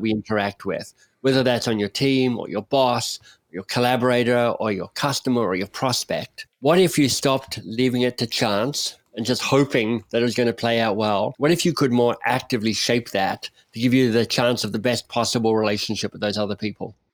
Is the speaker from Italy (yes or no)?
no; Australia